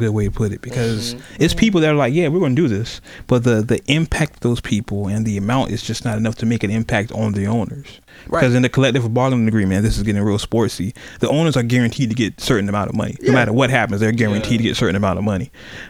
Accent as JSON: {"language": "English", "town": "Oakland", "region": "California", "country": "United States", "tie": "born or raised there", "said": "Shout out to Beast Mode from my hometown."}